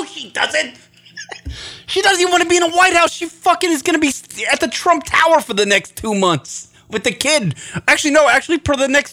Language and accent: English; New York, United States; moved away; Growing up in New York